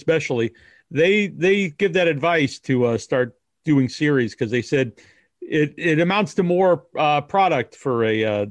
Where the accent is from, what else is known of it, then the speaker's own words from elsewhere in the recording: Cape Cod, Massachusetts, United States; I grew up on Cape Cod here